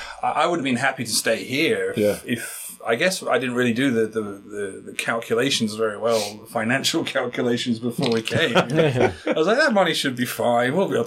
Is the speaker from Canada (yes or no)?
no; United Kingdom; moved away as an adult; now in South Korea; I'm not from London, and you know, in the UK